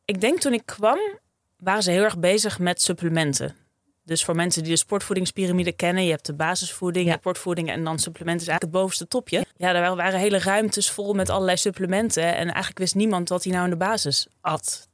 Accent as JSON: {"language": "Dutch", "region": "Friesland", "country": "Netherlands", "tie": "born or raised there", "said": "Opgegroeid in Friesland, op een boerderijtje"}